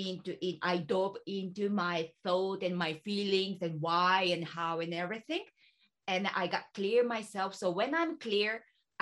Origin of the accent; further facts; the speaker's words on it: Ishikawa, Japan; I'm from Ishikawa, which is not so, well, maybe big city, but the other side of Tokyo